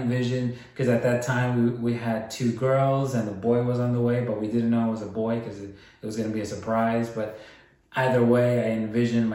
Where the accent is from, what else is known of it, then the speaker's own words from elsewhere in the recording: New York City, New York, United States; moved away as an adult; now in Texas, United States; we were Queens bred individuals